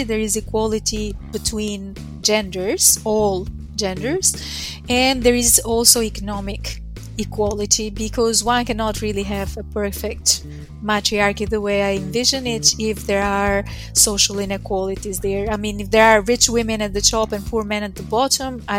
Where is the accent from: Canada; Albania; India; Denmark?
Albania; now in Queensland, Australia; I work at the University of Queensland in Australia, but that's not where I'm originally from. I come from Albania